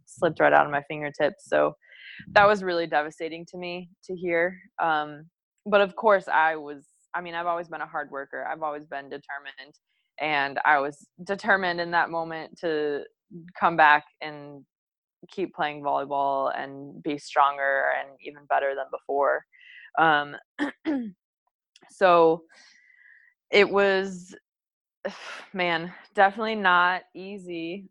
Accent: Munster, Indiana, United States; moved away as an adult; also born or lived in Bowling Green, Kentucky / Hawaii; now in Hermosa Beach, United States; we grew up together in Munster, Indiana. Um, so that's where I'm from, right outside of Chicago.

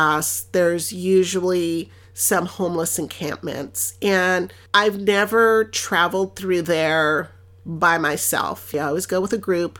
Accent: Los Angeles, California, United States; first language Spanish; English is a second language; I'm from Los Angeles and I love my city.

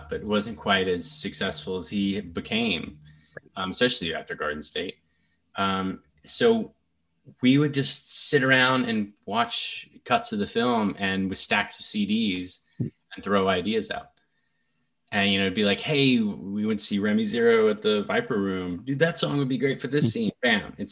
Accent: Nashville, Tennessee, United States; I grew up in Nashville, Tennessee

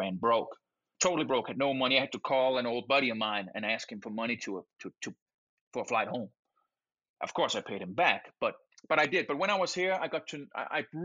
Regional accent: Denmark; English is a second language; moved away as an adult; now in United States; I'm from Denmark, 5 million people, bunch of white folks

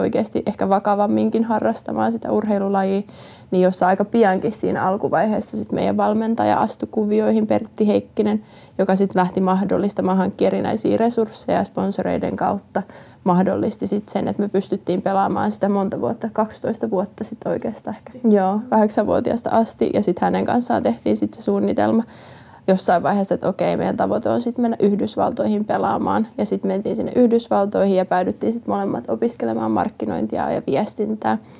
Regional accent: Finland; also born or lived in Jyväskylä / Orimattila / Lahti / United States; me kasvettiin Lahdessa, Jyväskylä, Orimattila-alueella

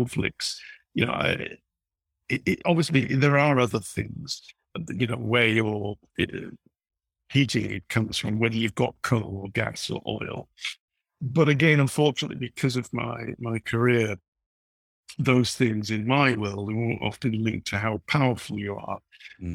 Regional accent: Leeds, Yorkshire and the Humber, United Kingdom; I was growing up in Leeds in the 1970s

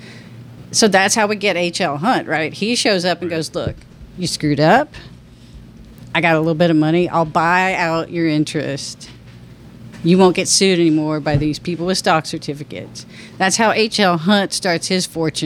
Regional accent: Rockport, Texas, United States; moved away; I'm from Rockport originally

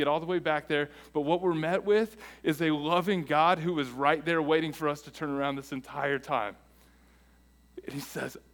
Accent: United States; we are American

